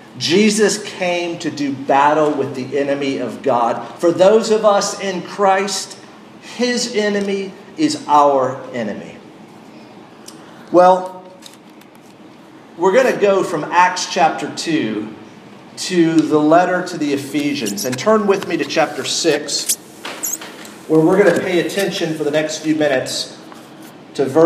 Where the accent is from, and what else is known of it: Western North Carolina, United States; born or raised there